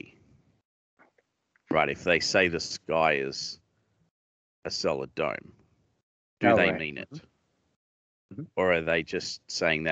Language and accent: English; Australia; accent: Australian; I'm Australian